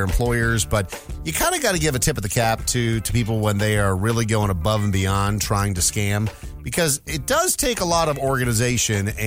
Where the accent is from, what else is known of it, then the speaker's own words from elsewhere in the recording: United States; I'm from America